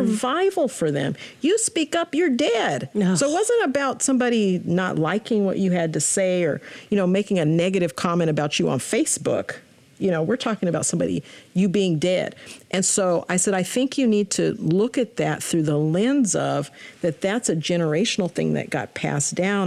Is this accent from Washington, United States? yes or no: yes; Spokane, Washington, United States; Spokane is home It has always felt like home